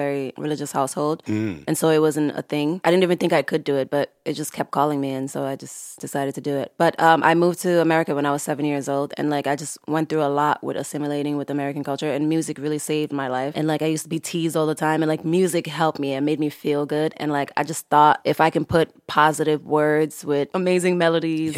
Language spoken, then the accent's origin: English; Senegal; moved away; I love growing up in Senegal